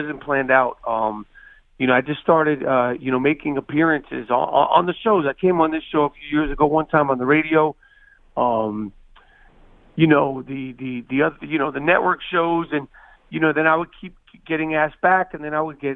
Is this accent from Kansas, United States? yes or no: no; New York City, New York, United States; I grew up in New York City